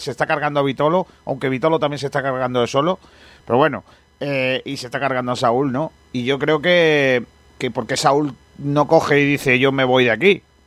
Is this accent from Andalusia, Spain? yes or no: yes; Rincón de la Victoria, Andalusia, Spain; el equipo de mi pueblo, el Rincón